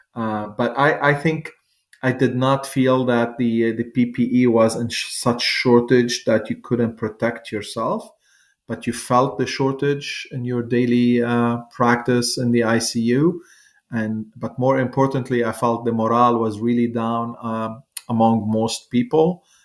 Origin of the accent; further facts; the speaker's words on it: Lebanon; moved away as an adult; now in United States; I grew up there until I was 25 years old